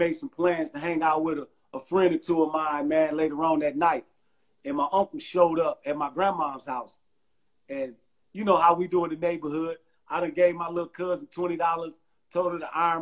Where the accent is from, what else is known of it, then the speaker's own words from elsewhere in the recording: Milwaukee, Wisconsin, United States; I'm from Milwaukee, Wisconsin